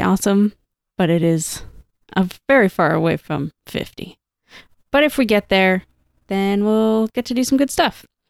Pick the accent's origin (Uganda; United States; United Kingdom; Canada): Canada; Toronto, Ontario; moved away; I grew up in Toronto